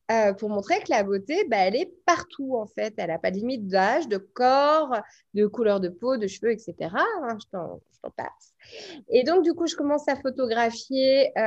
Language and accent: French; Paris, Île-de-France, France; now in Bordeaux, France; donc je suis née à Paris. Aujourd'hui, je n'y vis plus, je vis à Bordeaux.